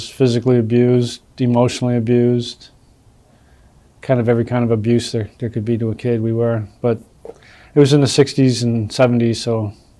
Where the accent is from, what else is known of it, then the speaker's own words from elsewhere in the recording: Chicago, Illinois, United States; I was born in Chicago.